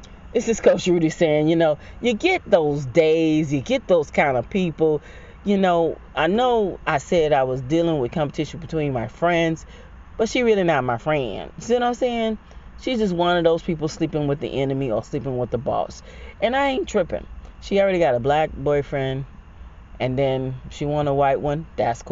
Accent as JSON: {"language": "English", "country": "Jamaica", "said": "I'm Jamaican."}